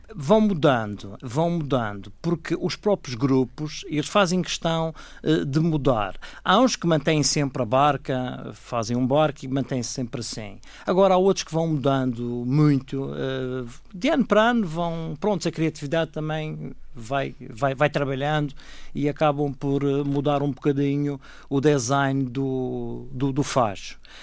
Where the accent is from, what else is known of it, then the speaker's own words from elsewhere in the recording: Machico, Madeira, Portugal; Os meus pais são de Mexico e eu a minha juventude passei toda em, em Mexico